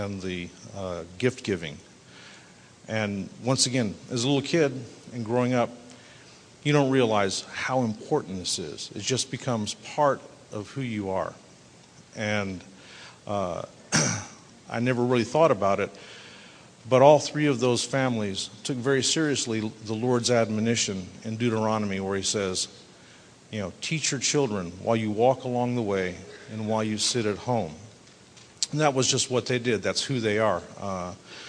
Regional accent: Abilene, Texas, United States; I grew up in Abilene, just down the road from here

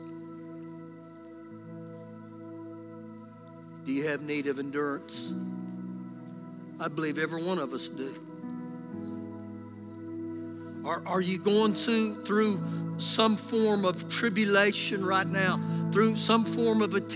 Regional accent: United States; us as American Christians

